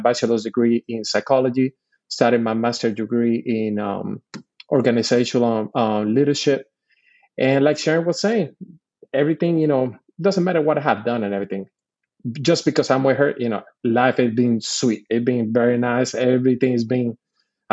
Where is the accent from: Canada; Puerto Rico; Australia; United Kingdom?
Puerto Rico; moved away as an adult; I'm born and raised in Puerto Rico. I did all my schooling from kindergarten all the way to my second year in college in Puerto Rico.